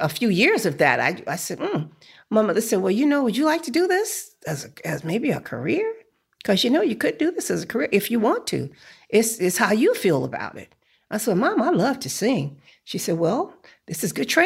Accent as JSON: {"language": "English", "town": "New Orleans", "region": "Louisiana", "country": "United States", "said": "I'm from New Orleans. And in New Orleans, you sing, or you play an instrument, you go to college"}